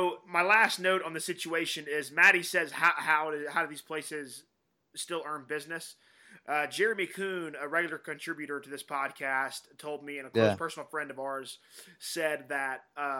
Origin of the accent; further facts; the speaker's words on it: Georgia, United States; There's 3 places in my hometown